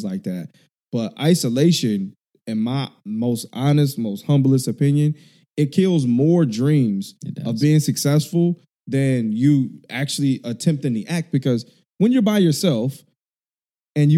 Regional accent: Chicago, Illinois, United States; now in California, United States; I grew up in Chicago.

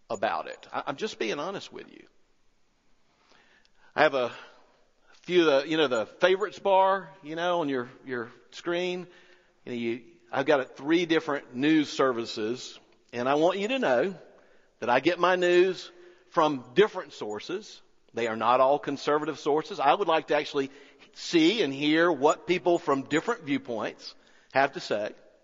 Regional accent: United States; I'm not an American by choice. I was born here into a family that was born here.

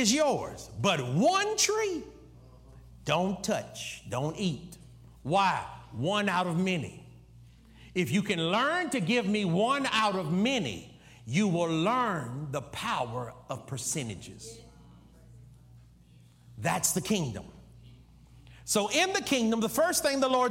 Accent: United States; I'm one of them dumb Americans

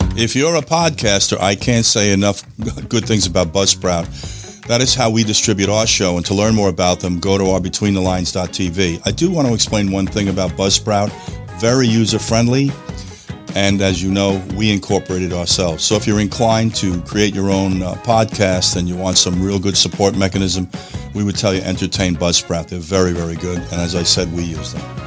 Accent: New York, United States; moved away; New York, place I was born and raised

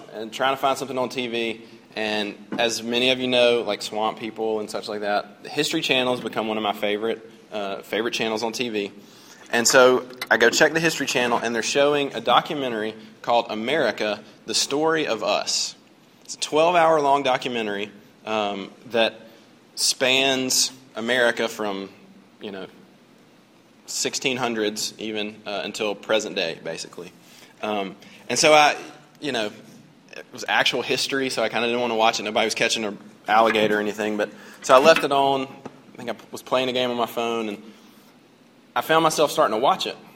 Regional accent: United States; I'm an American

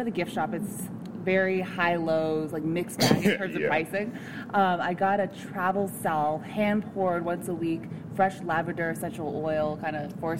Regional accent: California, United States; I'm from California, so we've got bears. I've grown up with bears.

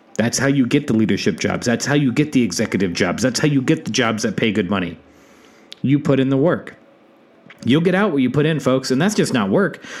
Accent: South Dakota, United States; moved away as an adult; my home state of South Dakota

